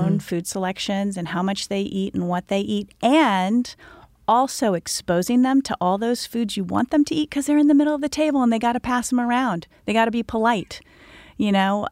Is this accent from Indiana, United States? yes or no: yes; Indiana, United States; I was born and raised in Indiana